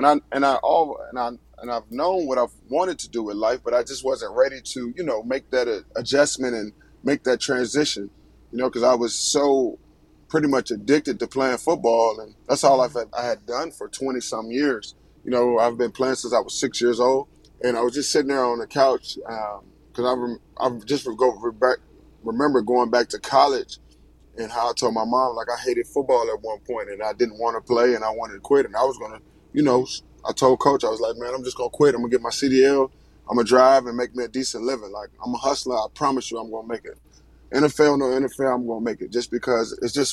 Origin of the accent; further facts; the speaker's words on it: Richmond, Virginia, United States; I'm from Richmond, Virginia. Graduated from Hermitage High School